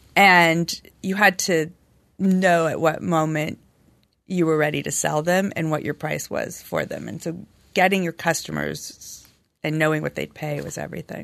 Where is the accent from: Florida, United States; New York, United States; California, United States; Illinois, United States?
California, United States; Los Angeles; I'm born and raised in L A.